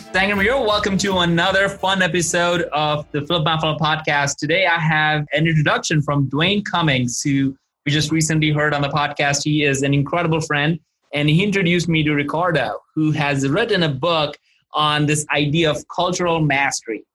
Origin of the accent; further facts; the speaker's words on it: India; moved away; I'm originally from India